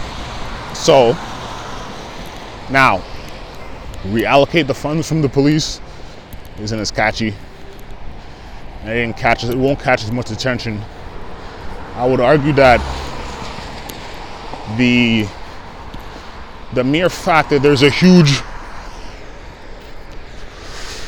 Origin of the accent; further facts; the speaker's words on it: Canada; being Canadian